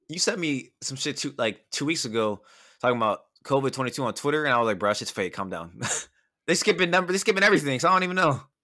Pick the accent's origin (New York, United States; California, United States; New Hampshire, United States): California, United States; Bellflower; I'm just a motherfucker from Bellflower